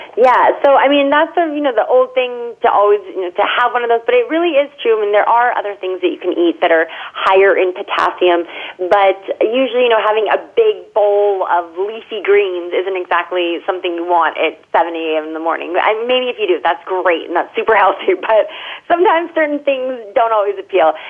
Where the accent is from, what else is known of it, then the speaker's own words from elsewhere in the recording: California, United States; as a Californian